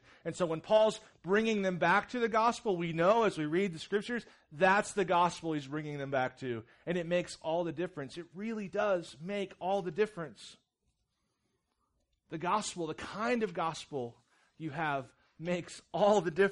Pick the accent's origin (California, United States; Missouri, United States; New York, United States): Missouri, United States; Jefferson City; I grew up in Jeff City, Missouri, which is kind of city, kind of not